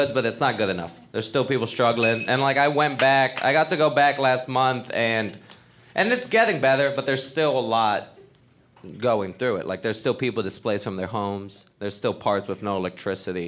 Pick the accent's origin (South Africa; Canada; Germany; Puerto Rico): Puerto Rico; moved away; I grew up in Puerto Rico. That's where I'm from.